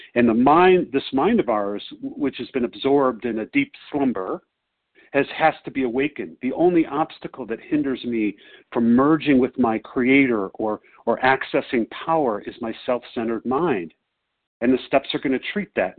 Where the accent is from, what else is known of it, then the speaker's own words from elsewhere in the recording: Chicago, Illinois, United States; I'm visiting my sweetheart in Denver, but I'm from Chicago